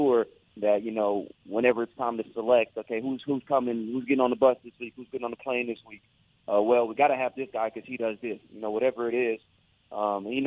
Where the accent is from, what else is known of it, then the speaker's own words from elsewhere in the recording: Houston, Texas, United States; my hometown university